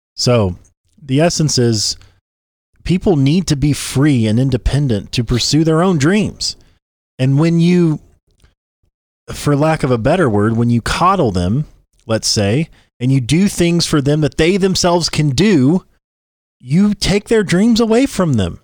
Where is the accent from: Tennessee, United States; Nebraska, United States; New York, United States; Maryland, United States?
Tennessee, United States; we're from Tennessee